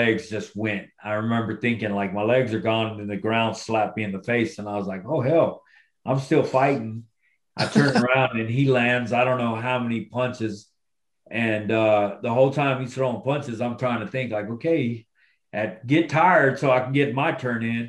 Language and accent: English; Texas, United States; Texas. Of course, my home state.